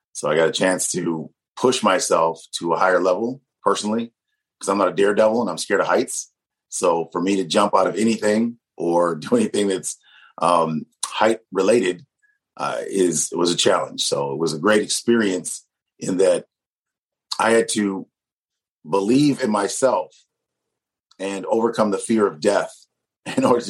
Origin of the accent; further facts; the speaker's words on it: Ann Arbor, Michigan, United States; also born or lived in Detroit, Michigan; as a kid, I grew up in Ann Arbor, Michigan